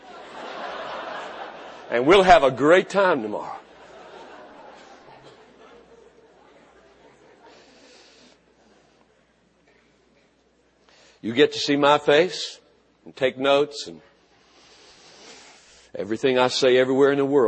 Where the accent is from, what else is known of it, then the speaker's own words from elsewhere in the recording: United States; I'm a Christian. 10,000 times before I'm an American